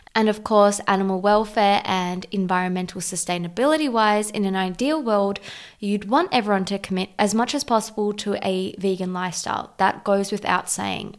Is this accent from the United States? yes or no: no; South Africa; being South African and Portuguese